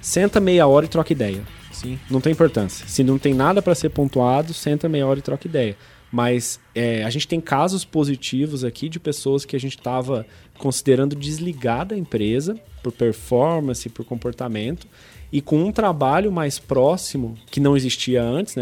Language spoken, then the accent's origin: Portuguese; São Lourenço, Minas Gerais, Brazil; moved away; Eu, eu sou do, do, interior de Minas Gerais, de uma cidade de São Lourenço, cidade das águas minerais de São Lourenço.